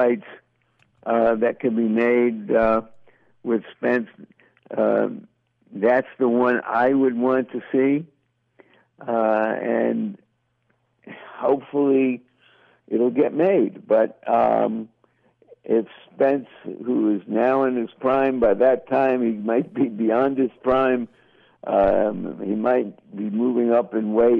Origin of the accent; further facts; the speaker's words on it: United States; brought up as an American